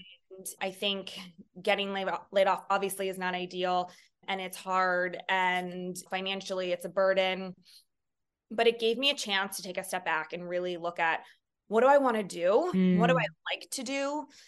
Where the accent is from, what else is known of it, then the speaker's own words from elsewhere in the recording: San Francisco, California, United States; now in New York City, United States; I moved from across the country. I grew up in California, San Francisco proper, and went to Santa Clara University, which is also on the West Coast, not far from where I grew up.